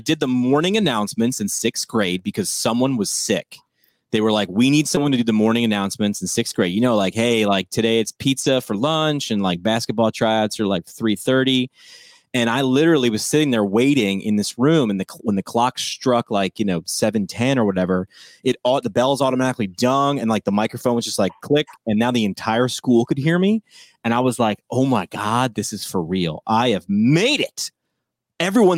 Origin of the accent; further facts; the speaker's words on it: New York, United States; where I grew up in New York